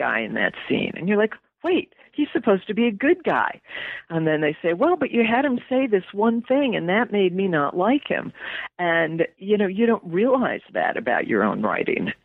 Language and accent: English; West Hartford, Connecticut, United States; I grew up in West Hartford, Connecticut